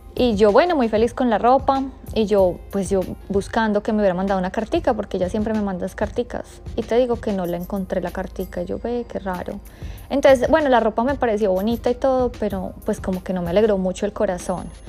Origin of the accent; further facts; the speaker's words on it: Bogotá, Bogotá Capital District, Colombia; moved away; Bogotá, que es mi ciudad natal